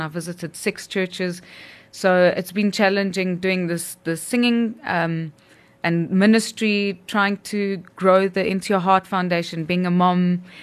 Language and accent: English; South Africa; our South African roots